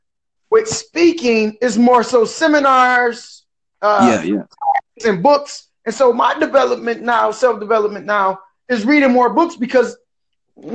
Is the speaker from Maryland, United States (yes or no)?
no; Detroit, Michigan, United States; now in Port Huron, United States; I'm born and raised from Detroit, but I live in a little city called Port Huron, Michigan